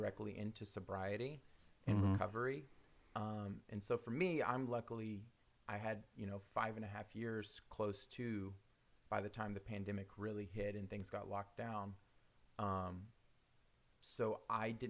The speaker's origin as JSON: {"language": "English", "region": "Oklahoma", "country": "United States", "said": "We're both from Oklahoma"}